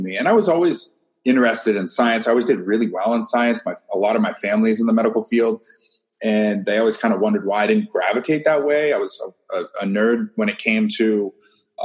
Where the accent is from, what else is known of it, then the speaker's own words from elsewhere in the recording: Maine, United States; moved away as an adult; also born or lived in Ohio; I grew up in Maine